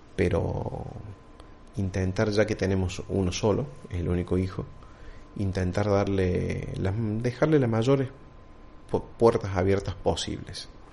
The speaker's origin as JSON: {"language": "Spanish", "country": "Argentina"}